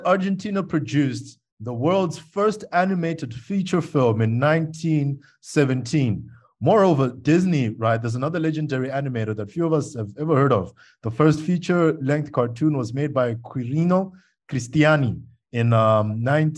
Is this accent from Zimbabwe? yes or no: yes; Zimbabwe; moved away; also born or lived in South Africa; my home country is really poverty stricken